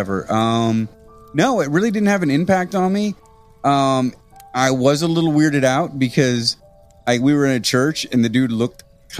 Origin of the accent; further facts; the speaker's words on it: Midwest, United States; growing up in the Midwest, you're a Catholic usually.